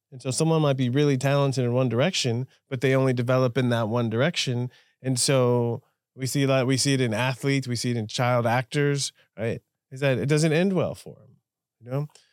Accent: Southern California, United States; I grew up in Southern California as an American

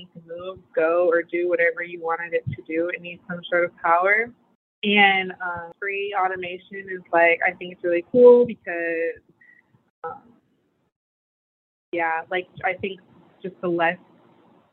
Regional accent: right outside of Detroit, Michigan, United States; now in Portland, United States; I'm from Michigan, right outside of Detroit

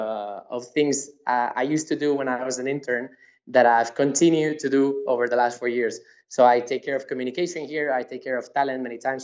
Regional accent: Madrid, Community of Madrid, Spain; I was born and raised in Madrid

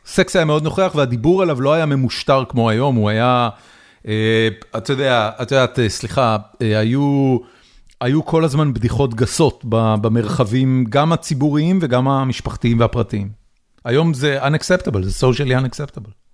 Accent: Israel; moved away as an adult; now in United States; גדלתי בישראל, גיל 13, זה, זה בעצם אמצע סוף שנות ה-80

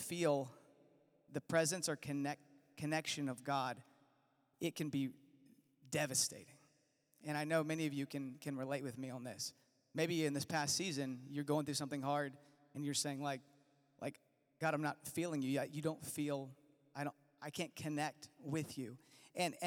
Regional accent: Virginia, United States; I'm from Virginia

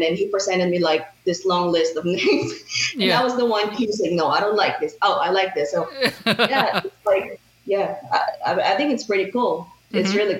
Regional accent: Manila, Metro Manila, Philippines; moved away as an adult; now in Arkansas, United States; I was raised in Manila, which is like really populated.

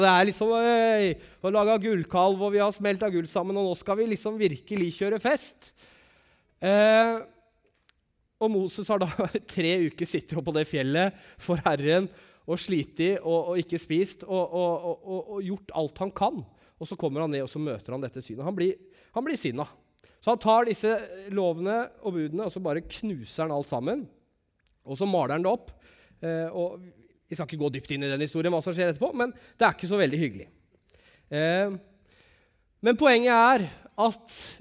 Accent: Langesund, Telemark, Norway; moved away; når jeg bodde hjemme i Langesund

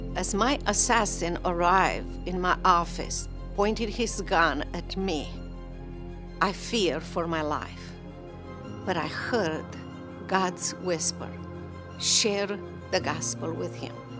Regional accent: Romania; moved away as an adult; now in United States; for so many years I watched you from overseas, from in Romania

